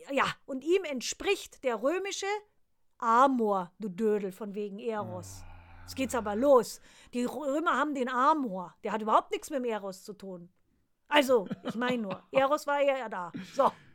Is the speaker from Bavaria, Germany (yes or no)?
yes; Bavaria, Germany; moved away; bei uns in Bayern